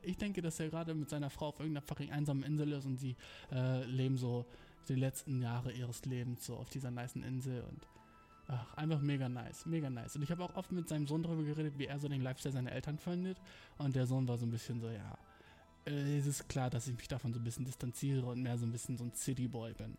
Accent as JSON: {"language": "German", "country": "Germany", "also_born_or_lived": "Berlin", "moved": "as an adult", "lives_now": "Japan", "said": "ich bin aus Deutschland"}